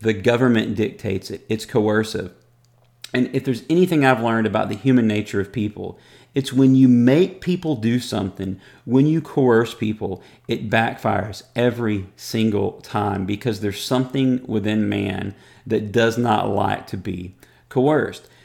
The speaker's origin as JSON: {"language": "English", "country": "United States", "said": "as an American"}